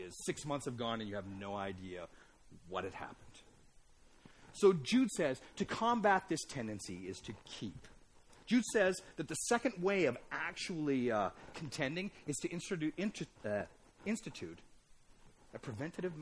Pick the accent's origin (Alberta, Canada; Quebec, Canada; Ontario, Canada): Alberta, Canada; I grew up in Alberta.